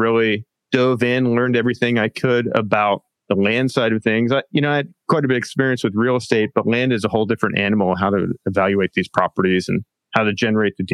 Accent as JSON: {"language": "English", "region": "Pennsylvania", "country": "United States", "tie": "born or raised there", "also_born_or_lived": "San Diego, California", "moved": "as an adult", "lives_now": "Del Mar, United States", "said": "I'm from Pennsylvania originally. That's where I grew up, went to college out there."}